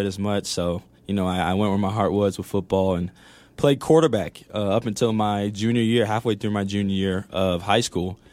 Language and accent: English; Atlanta, Georgia, United States; moved away as an adult; now in El Paso, United States; I grew up in Atlanta, Georgia